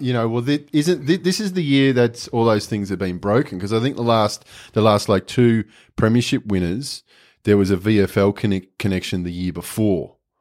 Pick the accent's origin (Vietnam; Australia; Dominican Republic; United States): Australia; I'm an Australian